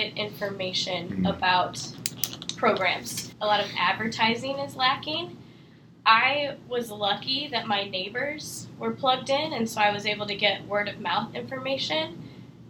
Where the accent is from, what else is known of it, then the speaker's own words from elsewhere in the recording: St. Louis, Missouri, United States; moved away as an adult; I'm originally from St. Louis, Missouri